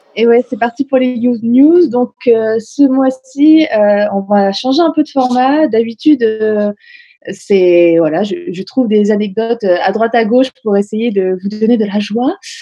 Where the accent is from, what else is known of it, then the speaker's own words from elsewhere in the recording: Honfleur, Normandy, France; moved away; je suis retournée dans ma ville natale, à Honfleur